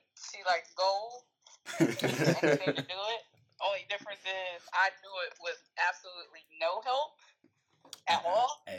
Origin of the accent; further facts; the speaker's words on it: Ohio, United States; moved away; That is my area code from my hometown.